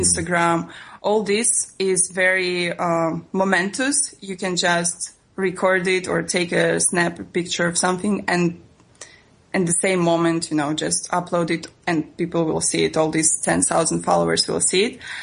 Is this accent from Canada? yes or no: no; Russia; English is a second language; moved away as an adult; also born or lived in Italy; I am from Russia